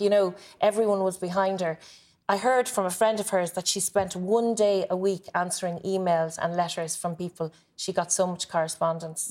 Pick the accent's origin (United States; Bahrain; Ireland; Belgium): Ireland; Blackrock, Leinster; I grew up near Black Rock